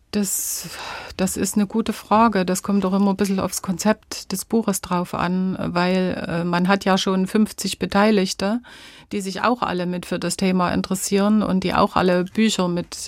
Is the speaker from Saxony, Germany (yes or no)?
yes; Döbeln, Saxony, Germany; Zu Hause fühle ich mich in unserem Haus, in meiner Heimatstadt Döbeln, in Sachsen natürlich